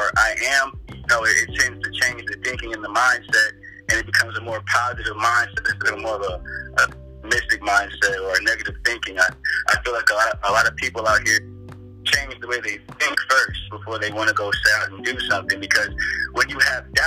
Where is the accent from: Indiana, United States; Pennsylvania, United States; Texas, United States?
Texas, United States; growing up in Texas